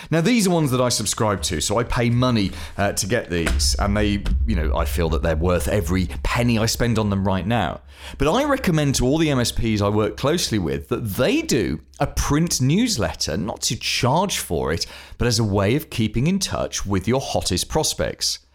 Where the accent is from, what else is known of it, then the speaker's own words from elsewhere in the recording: United Kingdom; I'm British